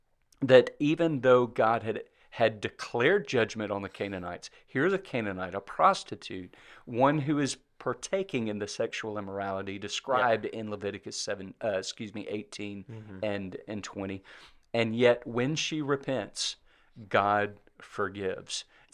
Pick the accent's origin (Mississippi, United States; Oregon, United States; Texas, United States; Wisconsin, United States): Mississippi, United States; I like Balaam because I'm from Mississippi.